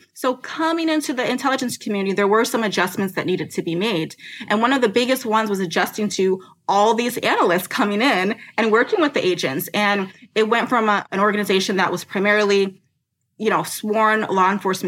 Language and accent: English; United States; I'm from the United States. I've never lived overseas.